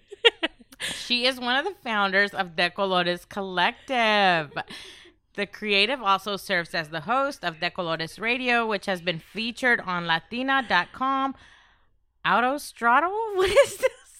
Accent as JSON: {"language": "English", "town": "Grand Prairie", "region": "Texas", "country": "United States", "tie": "born or raised there", "also_born_or_lived": "Oak Cliff, Dallas", "said": "I grew up in Grand Prairie"}